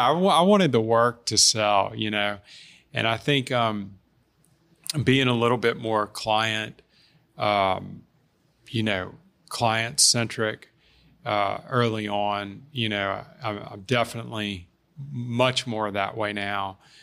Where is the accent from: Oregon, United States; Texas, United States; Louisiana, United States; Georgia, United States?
Louisiana, United States; Baton Rouge; I'm from Baton Rouge. I love this city